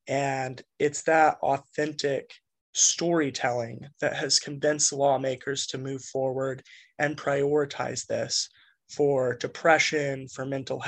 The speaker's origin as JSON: {"language": "English", "region": "Kansas", "country": "United States", "tie": "born or raised there", "moved": "yes", "lives_now": "Massachusetts, United States", "said": "when I was growing up in Kansas, a meth lab exploded just a couple doors down from where I grew up in a trailer park"}